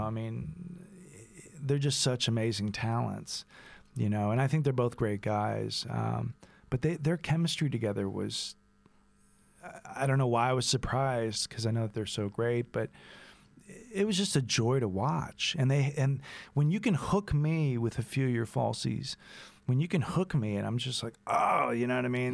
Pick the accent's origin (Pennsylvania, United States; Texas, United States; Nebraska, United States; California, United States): Texas, United States; growing up as a Texan